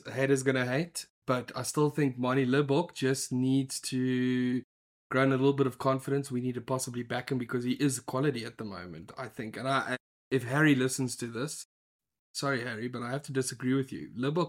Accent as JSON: {"language": "English", "country": "South Africa", "said": "as a South African"}